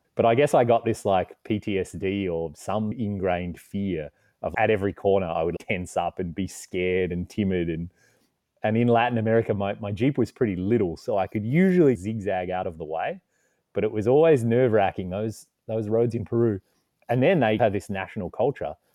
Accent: Australia; accent: Australian; moved away as an adult; also born or lived in Canada; I'm originally from Australia, you can tell by the accent, and that's actually where I am right now.

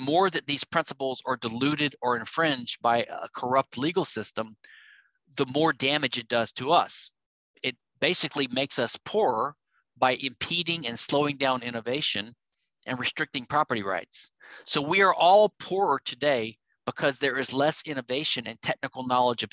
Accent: Louisiana, United States; my home state, Louisiana

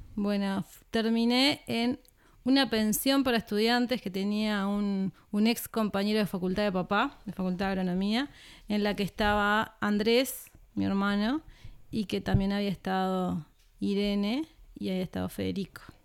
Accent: Trinidad, Flores, Uruguay; moved away as an adult; also born or lived in Montevideo; Yo soy de Trinidad, la ciudad de Trinidad, Flores

